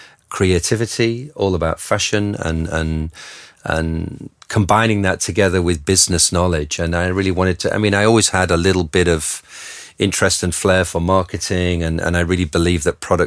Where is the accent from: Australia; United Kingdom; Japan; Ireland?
United Kingdom; Being British, of course, I was very busy following the British designers.